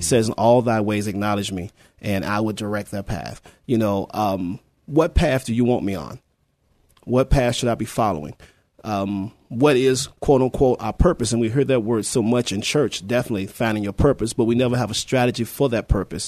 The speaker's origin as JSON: {"language": "English", "town": "Petersburg", "region": "Virginia", "country": "United States", "moved": "as an adult", "lives_now": "San Antonio, United States", "said": "I'm originally from Petersburg, Virginia. Um, moved here in 1994, in the military, of course, Army"}